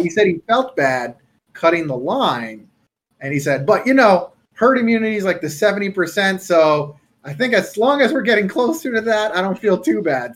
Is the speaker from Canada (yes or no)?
yes; Canada; I'm Canadian.